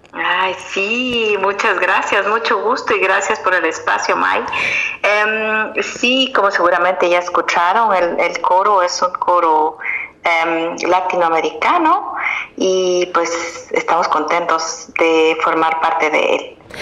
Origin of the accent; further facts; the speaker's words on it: Guatemala; moved away; Yo soy guatemalteca